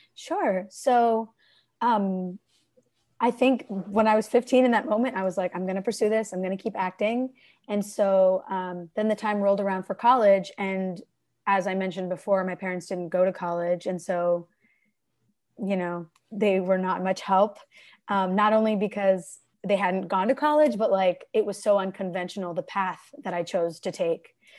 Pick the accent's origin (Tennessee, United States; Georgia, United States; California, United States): California, United States; Bay Area; moved away as an adult; also born or lived in Ann Arbor, Michigan; home is the Bay Area in California. I've got three siblings